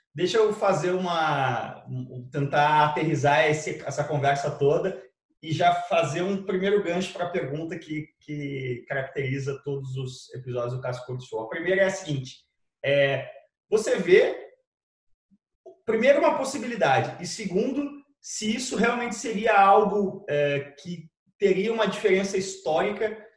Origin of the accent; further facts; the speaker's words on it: Brazil; also born or lived in United States; Eu, como brasileiro branco e rico